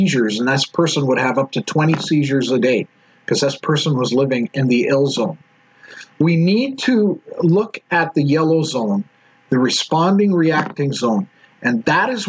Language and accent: English; Edmonton, Alberta, Canada; I'm actually from Edmonton